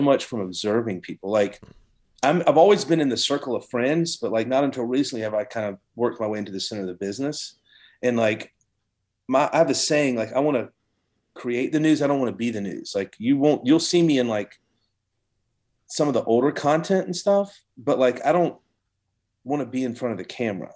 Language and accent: English; Savannah, Georgia, United States; I'm from Savannah, Georgia